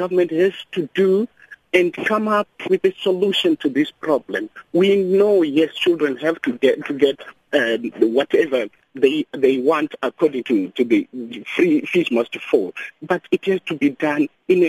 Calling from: Mpumalanga, South Africa; I'm calling from Mpumalanga.

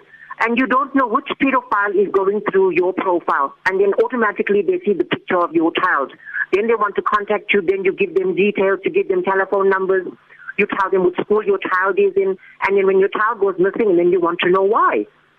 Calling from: Johannesburg, Gauteng, South Africa; I'm calling you from Johannesburg.

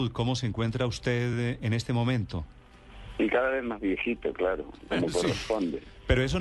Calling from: Madrid, Community of Madrid, Spain; Maestro, Maestro, sí, le, hablo desde Madrid, soy la corresponsal de Blue Radio en Madrid

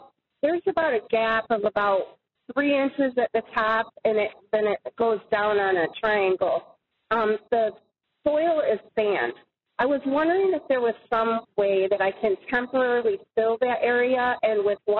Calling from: Michigan, United States; I'm calling from Michigan.

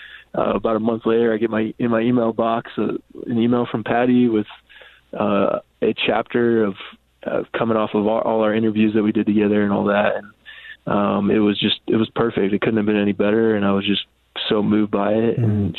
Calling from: Seattle, Washington, United States; I'm here from Seattle. Good to talk with you all.

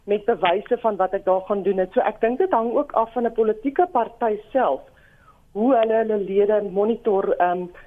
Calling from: Eastern Cape, South Africa; Ja, môre Lenet, ek is ek is hier van die Ooskaap.

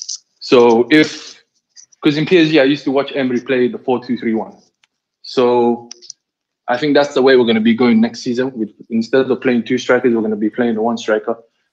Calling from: Doha, Qatar; I'm speaking from Doha, Qatar.

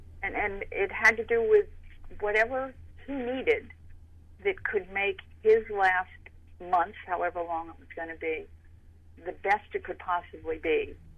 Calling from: Connecticut, United States; I'm calling from Connecticut.

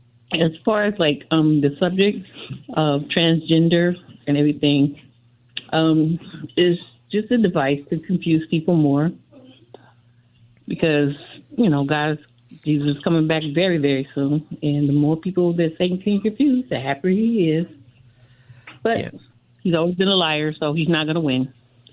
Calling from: Compton, California, United States; Actually, I'm calling from Compton, Scott.

